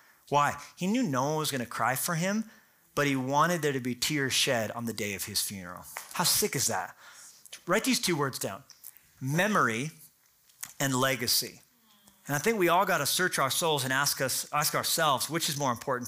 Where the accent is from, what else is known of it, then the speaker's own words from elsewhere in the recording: United States; I'm American